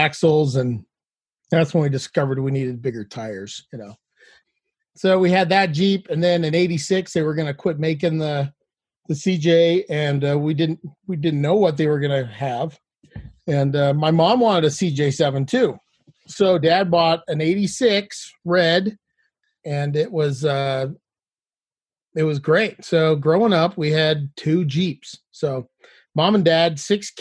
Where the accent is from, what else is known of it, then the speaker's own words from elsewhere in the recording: Salt Lake Valley, Utah, United States; I grew up in Utah in the Salt Lake Valley